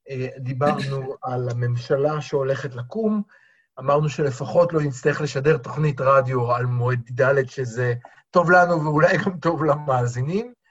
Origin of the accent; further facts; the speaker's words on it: Tel Aviv, Tel Aviv District, Israel; הציבור התל אביבי כתל אביבי, שתקפו